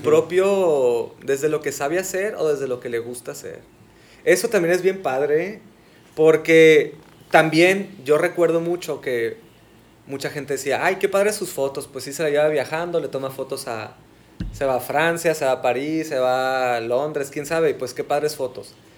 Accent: Sonora, Mexico; soy arquitecto sonorense, Aquí estudié en, Hermosillo

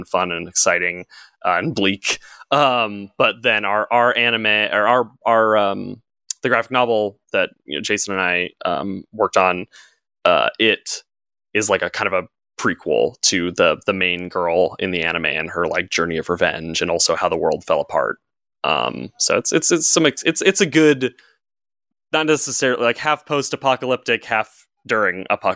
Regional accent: Southern California, United States; also born or lived in New York; I've born and raised in Southern California

